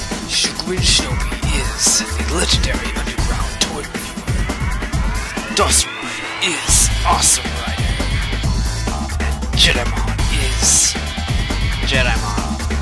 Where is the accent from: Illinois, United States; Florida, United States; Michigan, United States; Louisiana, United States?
Michigan, United States; I'm not from Decatur. Oh. I'm from Michigan.